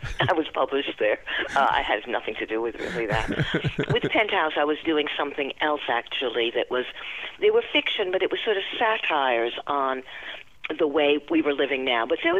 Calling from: Long Island, New York, United States; I'm calling from Long Island, New York

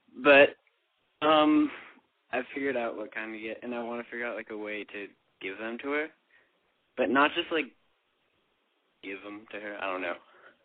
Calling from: California, United States; I'm from California, and I'm 17.

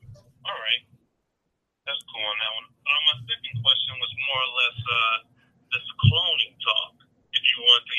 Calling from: Michigan, United States; I'm calling from Michigan.

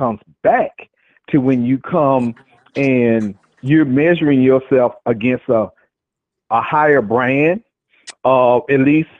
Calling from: Jacksonville, Florida, United States

